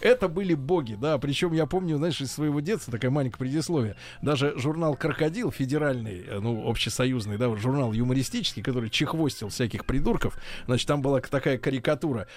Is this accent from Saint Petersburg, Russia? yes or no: yes; Saint Petersburg, Russia; moved away; вернулись только что из как раз из моей, э, моей малой родины